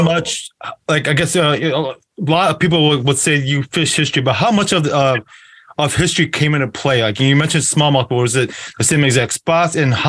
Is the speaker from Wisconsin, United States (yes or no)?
yes; Wisconsin, United States; you're not that far from me. I'm from Wisconsin.